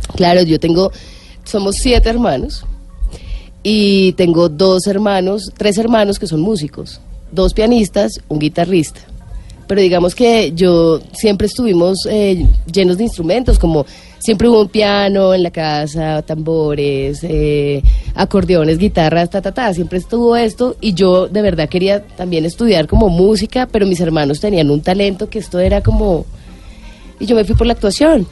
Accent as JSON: {"language": "Spanish", "country": "Colombia", "said": "como colombiana"}